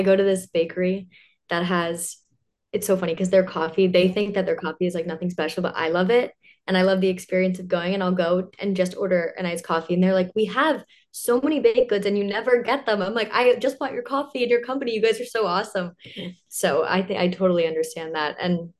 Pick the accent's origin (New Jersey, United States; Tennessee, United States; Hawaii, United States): New Jersey, United States